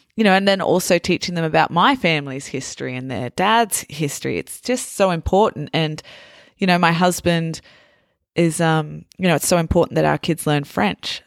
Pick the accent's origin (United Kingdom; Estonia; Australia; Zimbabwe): Australia